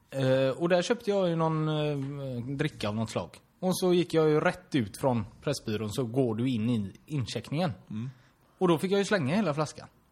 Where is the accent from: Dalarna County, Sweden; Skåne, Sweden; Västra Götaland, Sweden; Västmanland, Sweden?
Västra Götaland, Sweden; Torslanda; jag är ju från Torslanda